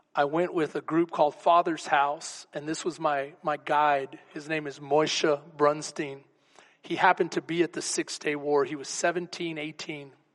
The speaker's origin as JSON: {"language": "English", "region": "Texas", "country": "United States"}